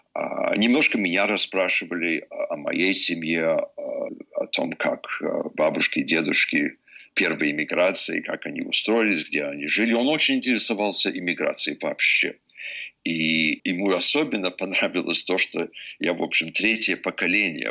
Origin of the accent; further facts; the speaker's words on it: Vermont, United States; Russian is a second language; Вермонт, мой родной штат